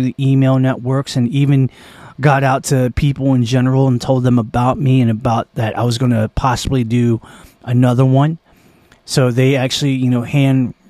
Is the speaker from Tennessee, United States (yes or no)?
no; Annapolis, Maryland, United States; We are in Naptown. We are in my hometown, which is also the town of my birth